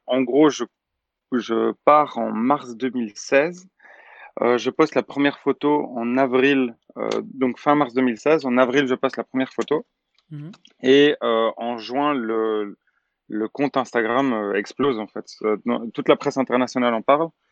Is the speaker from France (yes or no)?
no; Belgium; je suis belge